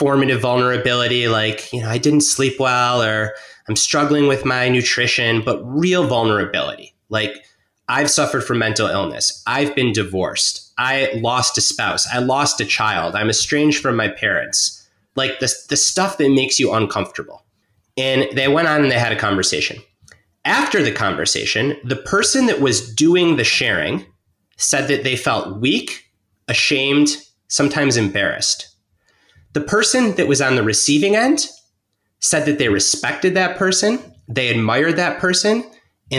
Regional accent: Detroit, Michigan, United States; moved away as an adult; also born or lived in Bay Area, California; I grew up in suburban Detroit

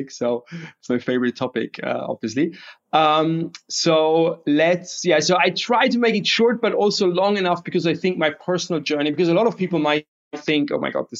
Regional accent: Bavaria, Germany; I'm from Bavaria, and that means a lot because like their beer is like our daily nutrition

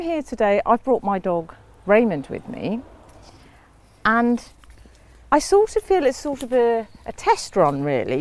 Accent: London, United Kingdom; I grew up in Highgate.

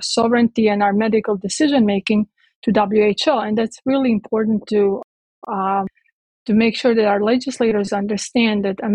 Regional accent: Croatia; now in United States; I grew up in Yugoslavia, in Croatia.

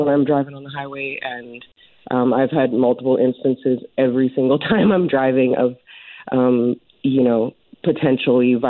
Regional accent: Prince Rupert, British Columbia, Canada; moved away; I'm basically from Prince Rupert area

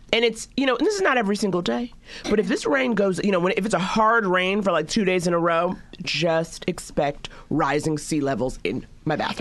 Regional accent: East Coast, United States; now in Los Angeles, United States; I'm from the East Coast

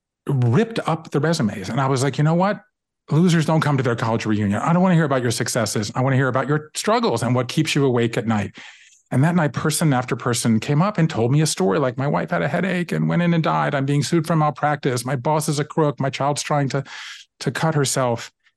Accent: Savannah, Georgia, United States; moved away as an adult; also born or lived in Japan; I grew up in Savannah, Georgia, and I left there and I went to the Northeast to go to college. I left there and I went to Japan in the mid 80s

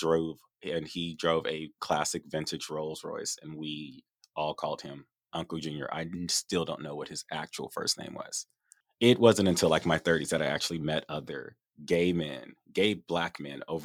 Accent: Los Angeles, California, United States; also born or lived in Inglewood; So I'm from the Valley and from Northridge.

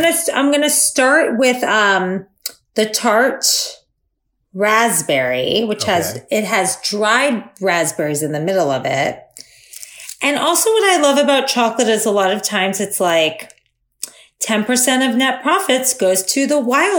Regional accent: Florida, United States; I'm from Florida.

